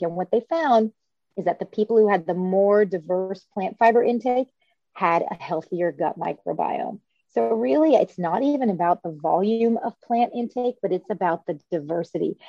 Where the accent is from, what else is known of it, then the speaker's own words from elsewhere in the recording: Louisville, Kentucky, United States; moved away as an adult; also born or lived in Cambridge, Massachusetts / Boston, Massachusetts / Chicago, Illinois; now I'm practicing back in my hometown of Louisville, Kentucky.